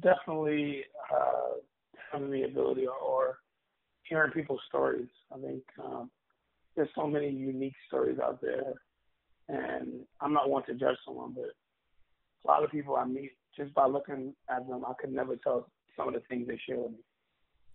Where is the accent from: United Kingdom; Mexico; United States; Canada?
United States; New York City, New York; also born or lived in Staten Island; I'm born and raised in Brooklyn. I grew up in East Flatbush.